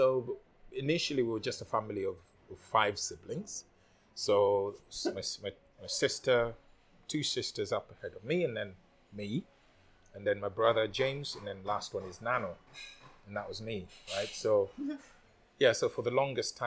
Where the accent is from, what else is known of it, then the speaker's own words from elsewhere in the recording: Nairobi, Kenya; moved away as an adult; also born or lived in Kisumu, Kenya / Bangkok, Thailand; now in Phuket, Thailand; I grew up in Nairobi